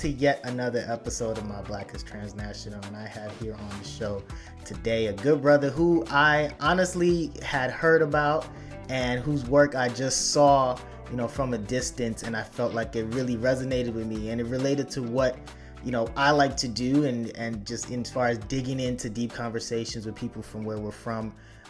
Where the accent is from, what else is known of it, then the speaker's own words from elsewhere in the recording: Chicago, Illinois, United States; also born or lived in Florida; now in upstate New York, United States; because I grew up in Chicago as well before I moved up to upstate New York via Florida.